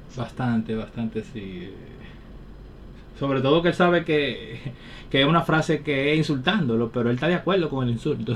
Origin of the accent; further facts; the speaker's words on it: Dominican Republic; los dominicanos necesitamos